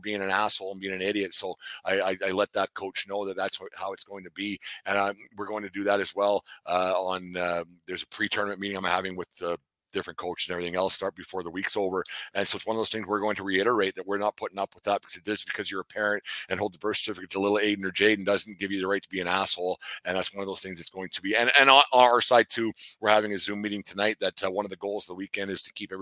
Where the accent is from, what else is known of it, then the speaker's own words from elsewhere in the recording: Fort Macleod, Alberta, Canada; moved away; I was back in my hometown of Fort McLeod